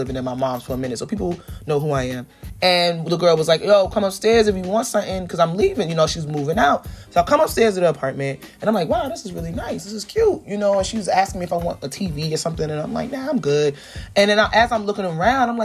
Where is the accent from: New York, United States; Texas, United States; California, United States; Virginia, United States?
New York, United States; New York City; also born or lived in Crown Heights, Brooklyn; I'm from Flatbush